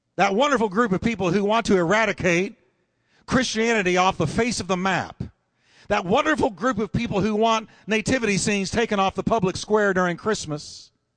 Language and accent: English; United States; as a preacher and as an American citizen today